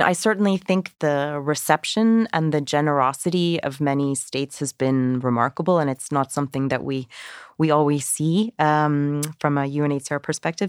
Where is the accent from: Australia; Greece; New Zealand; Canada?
Canada; I'm I'm Canadian